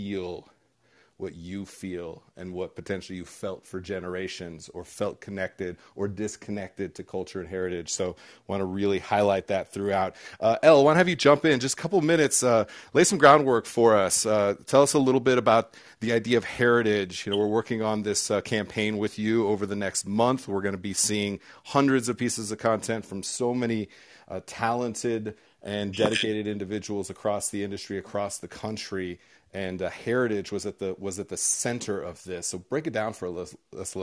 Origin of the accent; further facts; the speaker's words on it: Southern California, United States; I'm from Southern California and went to Iowa to work at my uncle's